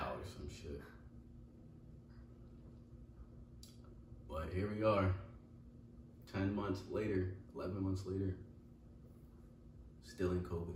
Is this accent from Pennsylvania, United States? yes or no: yes; Pennsylvania, United States; moved away as an adult; also born or lived in Virginia; I moved back up here to PA where I'm from.